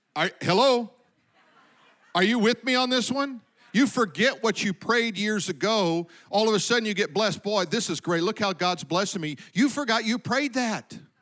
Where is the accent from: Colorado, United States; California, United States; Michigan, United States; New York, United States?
Colorado, United States; I remember growing up, we lived in Colorado, I was born in Colorado